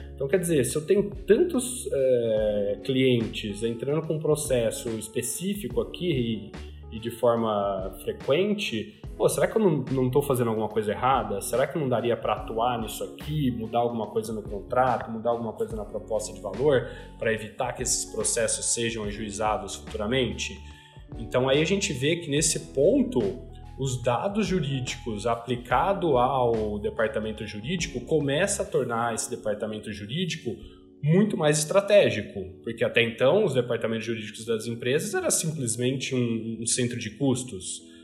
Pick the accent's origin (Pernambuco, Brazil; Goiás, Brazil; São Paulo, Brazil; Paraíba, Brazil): São Paulo, Brazil; Ribeirão Preto; moved away as an adult; para Ribeirão Preto, minha cidade natal, para morar com os meus pais